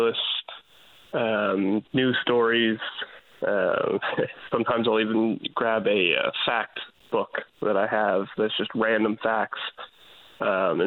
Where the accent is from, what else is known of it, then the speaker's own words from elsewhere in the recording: Nova Scotia, Canada; moved away as an adult; also born or lived in Newfoundland; now in St. John's, Canada; I came from Nova Scotia originally. I came to Newfoundland for school.